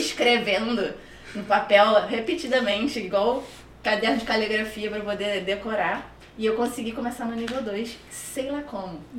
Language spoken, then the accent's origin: Portuguese; Rio de Janeiro, Brazil; accent: carioca; moved away as an adult; now in Canada; Eu sou carioca da Gema